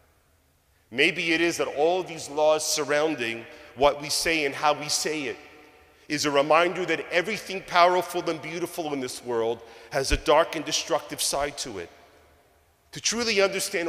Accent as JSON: {"language": "English", "region": "New York", "country": "United States", "tie": "born or raised there", "moved": "yes", "said": "all the kids that I grew up with back in New York"}